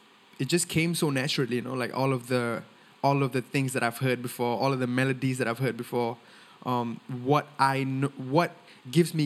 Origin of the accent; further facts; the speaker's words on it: Singapore; first language Tamil; I'm born and raised in Singapore. I speak Tamil at home with my family